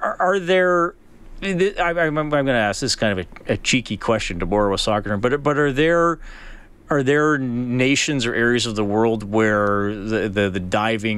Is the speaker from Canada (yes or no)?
yes; Canada; one of those Canadian guys that, you know, didn't grow up in a traditional soccer nation